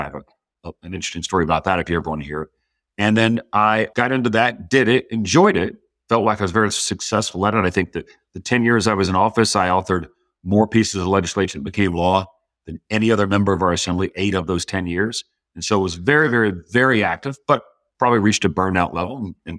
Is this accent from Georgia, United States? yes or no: yes; Georgia, United States; So parents got divorced in an early age, and that's a challenge for anybody. I was 5 years old. But where I grew up was